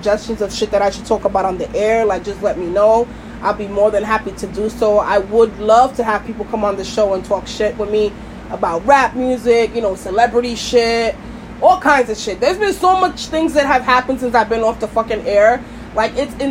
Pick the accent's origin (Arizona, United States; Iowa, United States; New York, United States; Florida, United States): New York, United States; New York City; I'm from Brooklyn